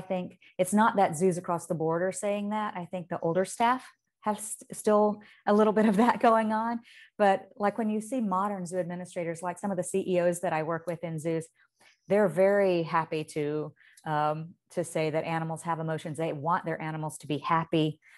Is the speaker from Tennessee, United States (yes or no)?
no; Indicator, Alabama, United States; when I was a little girl and I grew up on Indicator, Alabama, but my parents lived on farms and ran farms outside of that community.